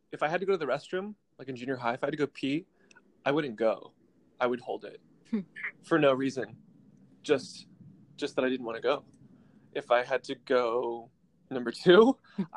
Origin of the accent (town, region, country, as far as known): Orange County, California, United States; born or raised there; also born or lived in Utrecht, Netherlands; now in West Hollywood, United States